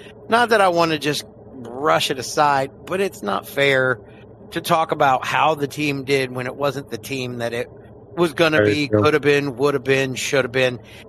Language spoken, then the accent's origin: English; New Orleans, Louisiana, United States; having grown up on Broadway, not too far away from Tulane University